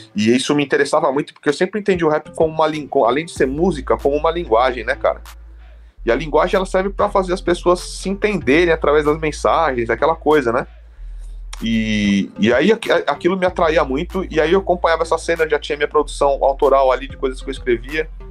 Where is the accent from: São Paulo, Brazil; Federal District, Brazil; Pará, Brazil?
São Paulo, Brazil; São Bernardo do Campo; eu morei em São Bernardo a minha vida toda, né? É, só que eu sou nascido em São Paulo, então, assim, é, eu morei em São Bernardo desde a minha, de, de criança até a fase adulta